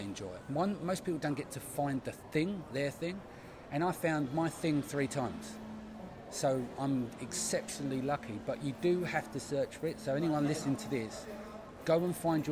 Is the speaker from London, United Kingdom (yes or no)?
yes; London, United Kingdom; we're from the East End. We didn't have much